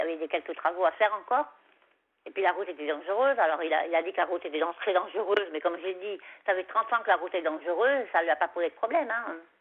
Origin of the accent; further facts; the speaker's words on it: Savoie, Auvergne-Rhône-Alpes, France; moved away; chez moi en Savoie, parce que moi en Savoie, quand, quand j'habite en Savoie, j'avais un petit chemin comme ça, puis il y, avait, il y avait mon chalet, quoi. Enfin, le chalet de mes parents